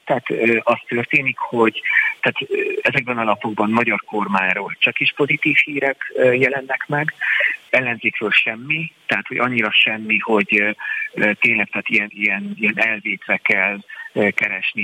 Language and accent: Hungarian; Hungarians in Romania, Transylvania, Romania; mi, mi magyarok vagyunk